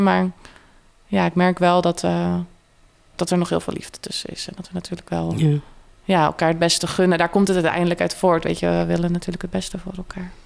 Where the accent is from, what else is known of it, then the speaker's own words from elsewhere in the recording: Kruiningen, Zeeland, Netherlands; moved away as an adult; now in Tilburg, Netherlands; Uit Zeeland, uit een klein dorp, Kruiningen. Dus ik ben best wel in een, uh, ja, echt een dorps omgeving opgegroeid.